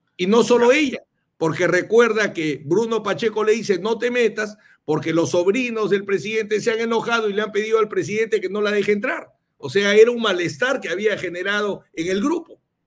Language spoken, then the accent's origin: Spanish; Chiclayo, Lambayeque, Peru; yo soy de Chiclayo